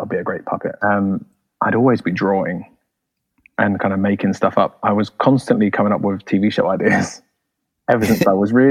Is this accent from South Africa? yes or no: no; London, United Kingdom; I grew up in London, England. And my family had been in London forever, since Oliver Twist days.